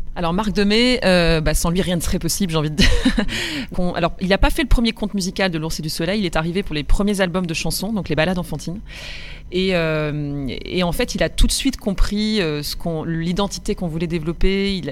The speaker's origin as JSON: {"language": "French", "town": "Roubaix", "region": "Hauts-de-France", "country": "France", "tie": "born or raised there", "said": "Moi j'ai grandi dans le nord, chez les ch'tis. Voilà, je suis roubaisienne au départ"}